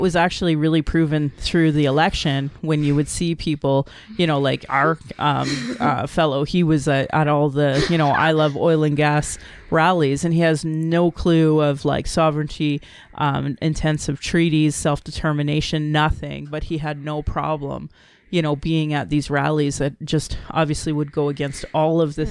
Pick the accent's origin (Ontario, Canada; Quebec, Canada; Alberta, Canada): Alberta, Canada; Calgary; born or raised there